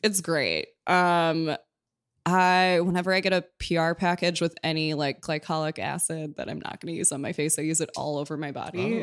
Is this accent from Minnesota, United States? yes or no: yes; Minneapolis, Minnesota, United States; now in New York, United States; I'm from Minneapolis